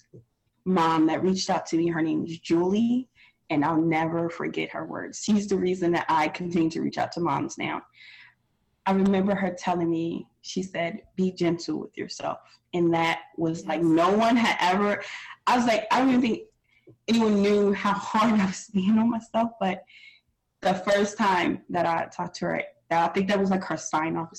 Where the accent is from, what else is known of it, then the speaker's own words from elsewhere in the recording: Pennsylvania, United States; moved away; we're from originally from Pennsylvania